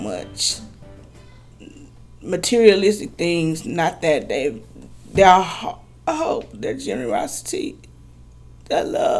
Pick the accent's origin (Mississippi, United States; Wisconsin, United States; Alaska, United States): Mississippi, United States; Grenada; now in Texas, United States; I'm a single mother of five children. I come to Texas from Grenada, Mississippi.